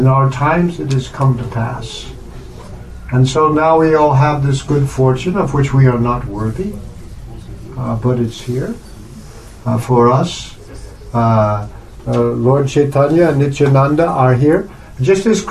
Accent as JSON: {"language": "English", "country": "United States", "said": "I'm an American"}